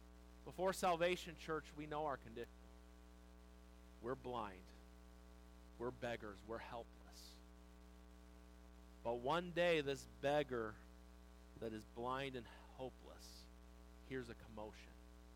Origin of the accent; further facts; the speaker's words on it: Wildomar, California, United States; I grew up in Wildomar. So how many of you know where Wildomar is? If you don't know where Wildomar is, I don't know. It's just a small little town down by Lake Elsinore and Marietta, and if you cough, you miss it. You go right past it. It's gotten bigger